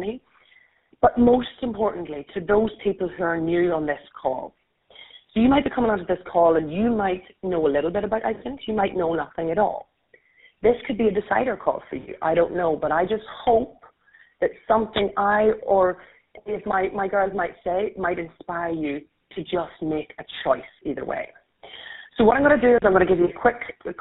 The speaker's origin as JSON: {"language": "English", "country": "Ireland", "accent": "Irish", "said": "I'm Irish, and I'm going to try and remember to slow down my accent so everyone understands"}